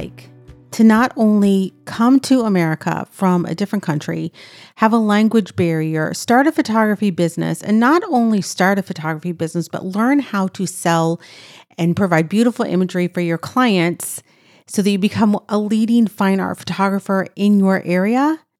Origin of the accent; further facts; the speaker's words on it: California, United States; I'm from California, so I'm used to it being warm